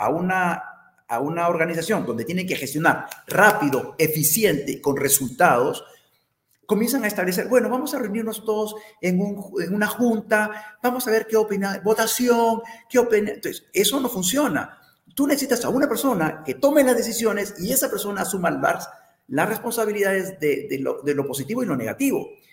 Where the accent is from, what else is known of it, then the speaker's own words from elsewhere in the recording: Peru; como peruanos